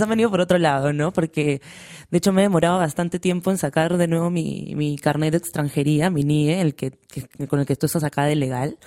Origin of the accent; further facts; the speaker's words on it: Lima, Peru; moved away as an adult; now in Madrid, Spain; Yo cuando me fui de Lima